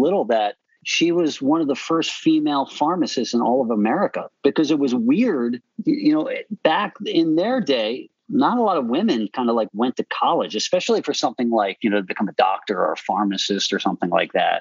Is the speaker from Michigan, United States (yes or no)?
no; Westchester, New York, United States; I actually grew up in Westchester.